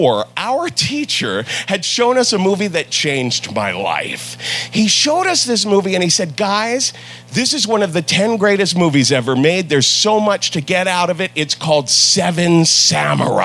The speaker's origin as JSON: {"language": "English", "region": "Ohio", "country": "United States", "also_born_or_lived": "New York", "moved": "yes", "said": "I'm from Ohio"}